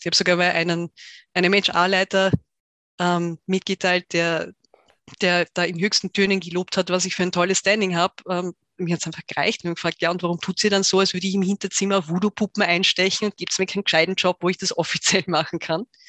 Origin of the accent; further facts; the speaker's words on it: Tyrol, Austria; ich bin Tirolerin, in Tirol aufgewachsen